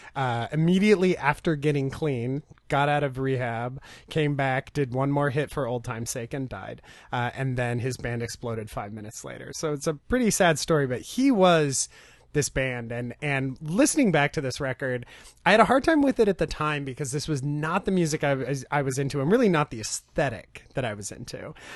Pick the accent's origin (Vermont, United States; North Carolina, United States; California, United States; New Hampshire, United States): California, United States; Ventura; also born or lived in Long Beach, California; I was born in Long Beach and grew up in Oxnard, or Ventura, right next door.